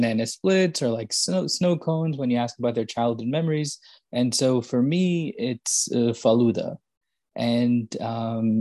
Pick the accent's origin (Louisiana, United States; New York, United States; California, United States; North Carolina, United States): New York, United States; Yonkers; moved away as an adult; now in Princeton, United States; born in New York City and then grew up in a town named Yonkers, just kind of outside New York City